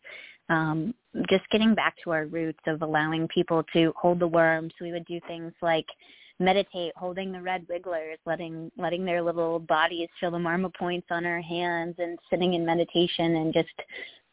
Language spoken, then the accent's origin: English; Massachusetts, United States; I grew up in Massachusetts